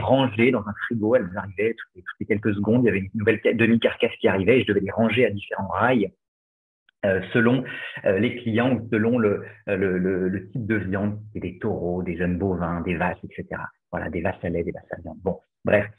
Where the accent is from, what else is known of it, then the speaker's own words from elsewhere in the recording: Angers, Pays de la Loire, France; j'ai grandi à Angers